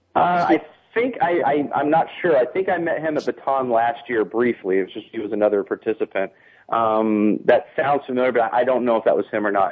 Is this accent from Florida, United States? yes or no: no; San Diego, California, United States; moved away; I'm from San Diego